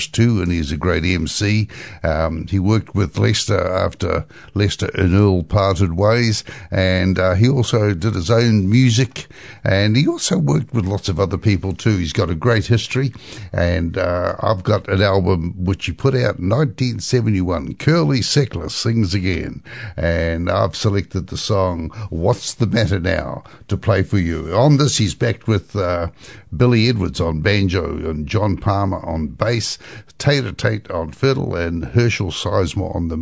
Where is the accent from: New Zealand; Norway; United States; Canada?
New Zealand; I came from New Zealand